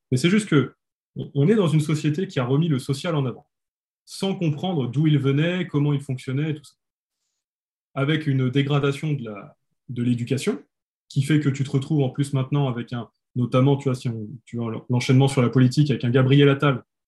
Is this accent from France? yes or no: yes; France; on est français